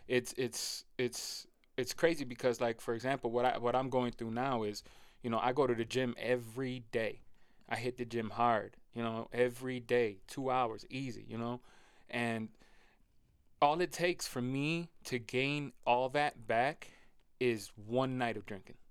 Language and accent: English; Rochester, New York, United States; I've born and raised in Rochester